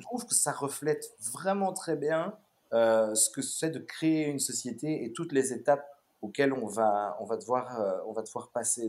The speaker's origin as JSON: {"language": "French", "town": "Brussels", "region": "Brussels-Capital Region", "country": "Belgium", "tie": "born or raised there", "also_born_or_lived": "Melbourne, Australia"}